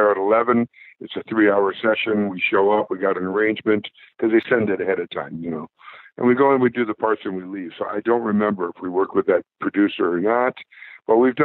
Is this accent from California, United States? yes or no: yes; Bay Area, California, United States; we're from the Bay Area